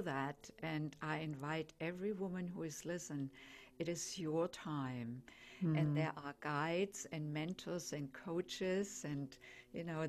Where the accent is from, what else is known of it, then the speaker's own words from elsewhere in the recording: Germany; accent: German; English is a second language; I'm German, as probably most can tell by my accent. And so we don't call the home country motherland, we call it fatherland